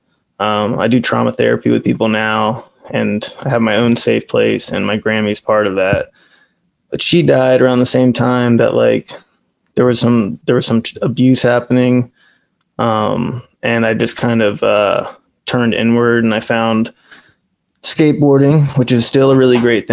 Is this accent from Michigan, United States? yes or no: no; Manassas, Virginia, United States; I've lived here in Northern Virginia, Manassas, Virginia, pretty much all of my life, except for a year when I moved away and came back.